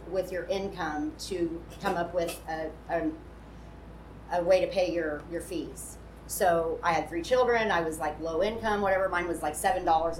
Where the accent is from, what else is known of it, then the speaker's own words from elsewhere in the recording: United States; I went and interviewed the executive director of our community correction program in my county. I'm from Wells County